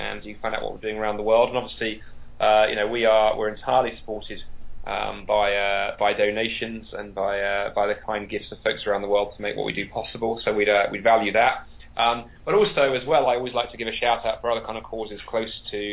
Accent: England, United Kingdom; I'm very English.

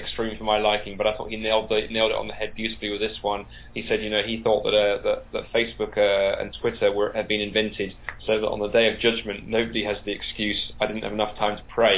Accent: England, United Kingdom; I'm very English.

